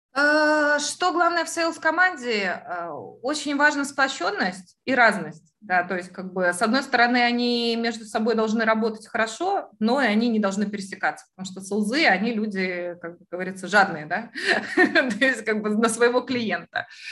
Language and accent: Russian; Latvia; now in United Kingdom; я же вы, выросла в Европе